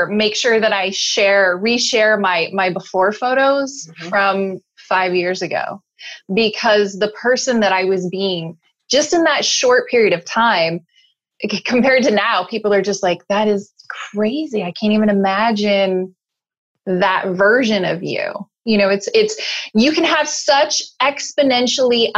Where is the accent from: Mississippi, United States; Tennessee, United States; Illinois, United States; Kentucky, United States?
Illinois, United States; Chicago; moved away; also born or lived in Alaska / Salt Lake City, Utah; I'm originally from Chicago, moved to Alaska with my mom